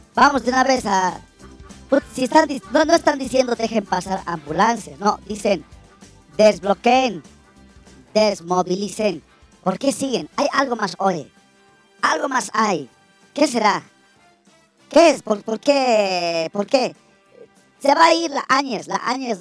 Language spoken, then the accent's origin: Spanish; El Alto, La Paz, Bolivia; alteño soy, alteño soy yo, puta, todo el alto me conozco